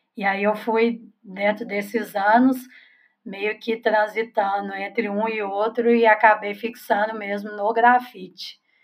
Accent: Belo Horizonte, Minas Gerais, Brazil; sou aqui também de Belo Horizonte

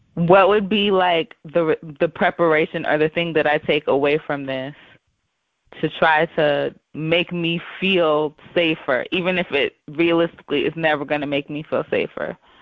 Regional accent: the South, United States; I grew up in the South. Um, you know, we grew up in in the southern state.

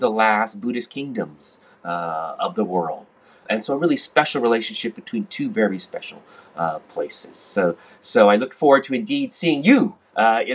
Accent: United States; moved away; also born or lived in Hong Kong; I'm an American, but I was living at that time in Hong Kong

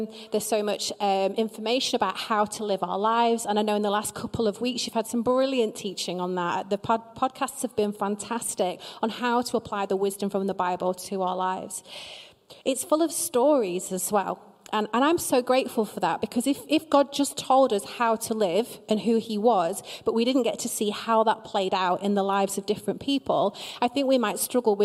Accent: Preston, North West England, United Kingdom; I am from Preston

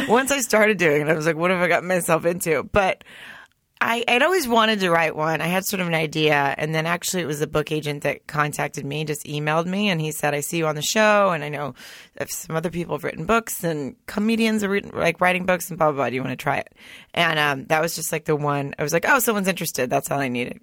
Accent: Arkansas, United States; moved away as an adult; also born or lived in Germany / Hollywood / Studio City; now in Los Angeles, United States; I grew up in the South. I grew up in a small town in Arkansas

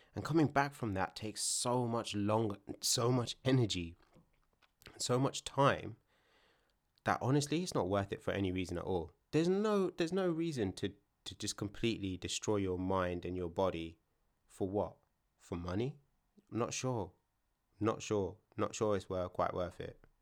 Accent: London, United Kingdom; where I'm from isn't London

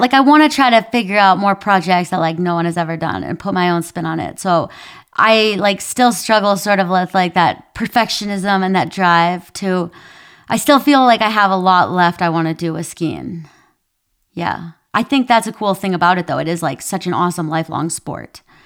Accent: Minnesota, United States; accent: Minnesotan; I grew up in Minnesota

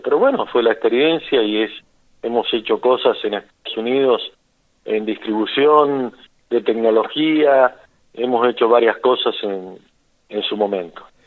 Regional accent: Martínez de Hoz, Buenos Aires, Argentina; moved away as an adult; yo soy de Martínez de Oz, que es un pueblito de mil habitantes

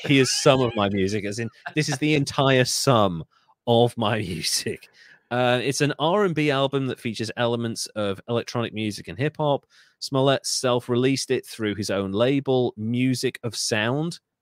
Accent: United Kingdom; I'm British.

